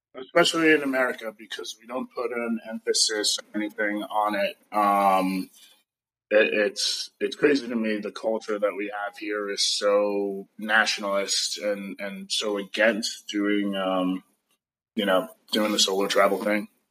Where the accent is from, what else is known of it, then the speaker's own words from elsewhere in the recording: New York City, New York, United States; now in California, United States; I am American from New York City originally. I live somewhat in California, somewhat nomad